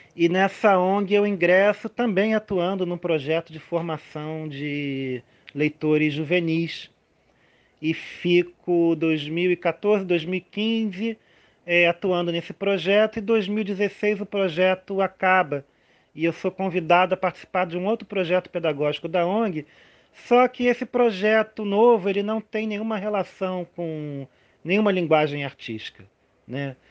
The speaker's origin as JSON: {"language": "Portuguese", "region": "Rio de Janeiro", "country": "Brazil", "tie": "born or raised there", "said": "eu sou carioca, lá eu brincava muito"}